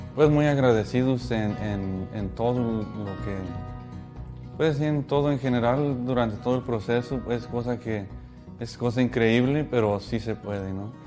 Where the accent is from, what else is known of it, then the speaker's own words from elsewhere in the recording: Mexico; now in Atlanta, United States; igual mexicano